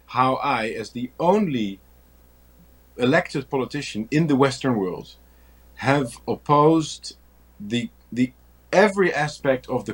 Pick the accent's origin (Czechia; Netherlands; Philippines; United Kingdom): Netherlands; I'm from the Netherlands in Europe, a relatively small country